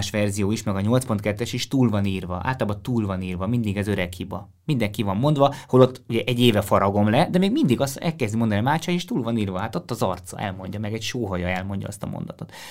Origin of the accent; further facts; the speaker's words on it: Strasbourg, Grand Est, France; born there; Én, én a francia kultúrából jöttem először, tehát Strasbourgban is születtem, meg az volt az első idegennyelv, amit jobban beszéltem